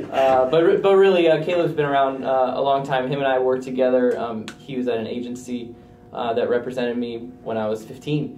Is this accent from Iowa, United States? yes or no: yes; Cedar Rapids, Iowa, United States; I grew up in Iowa. I'm from Cedar Rapids, Iowa.